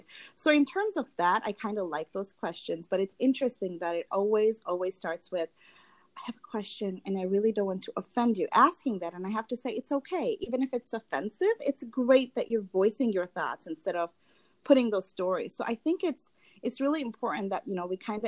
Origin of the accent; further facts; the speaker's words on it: Tanzania; moved away as an adult; now in United States; I grew up in Tanzania